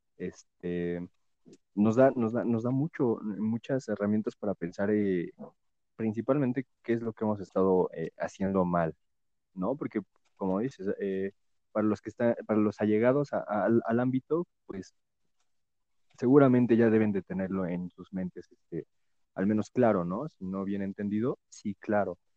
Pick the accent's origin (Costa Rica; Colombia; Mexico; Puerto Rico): Mexico; como mexicanos